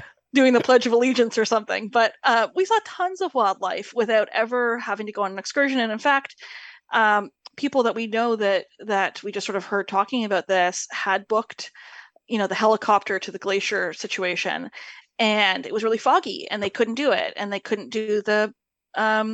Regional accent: Canada; We are Canadian, and we're not from that part of Canada

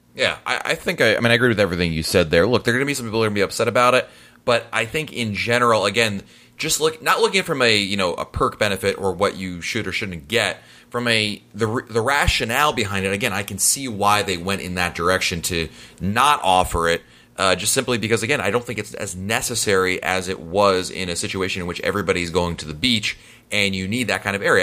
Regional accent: Ireland; now in England; I am Irish living in England

